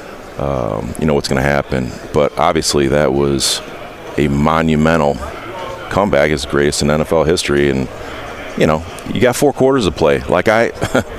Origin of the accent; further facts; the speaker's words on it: Indiana, United States; I'm from Indiana